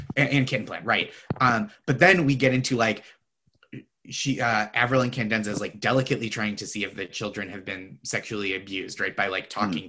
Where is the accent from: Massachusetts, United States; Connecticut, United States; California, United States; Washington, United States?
Massachusetts, United States; Boston; I'm from the Boston area also